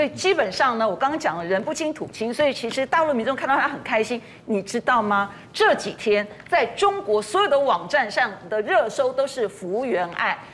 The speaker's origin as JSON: {"language": "Chinese", "country": "Taiwan", "said": "我们台湾人也只能祝福她了"}